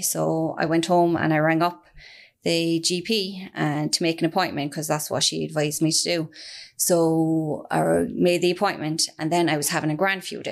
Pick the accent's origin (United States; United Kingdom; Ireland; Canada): Ireland; also born or lived in Australia; I'm originally from Firhill in the north side, born and bred.